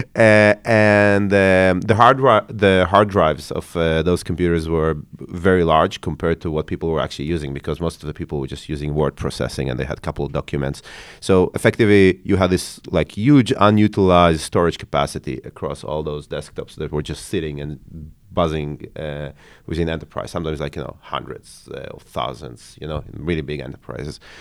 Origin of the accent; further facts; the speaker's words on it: Haifa, Haifa District, Israel; also born or lived in Ukraine; I grew up, uh, in Haifa, in, uh, in Israel, in the north of Israel.